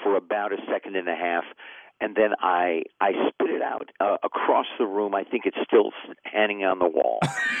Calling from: Los Angeles, California, United States; I'm calling from my office in my home in L.A.

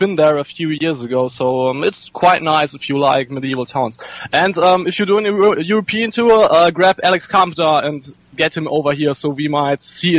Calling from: Bonn, North Rhine-Westphalia, Germany; From Germany, Bonn.

